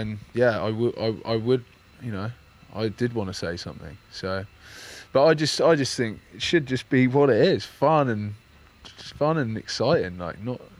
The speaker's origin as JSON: {"language": "English", "region": "England", "country": "United Kingdom", "said": "I'm from England"}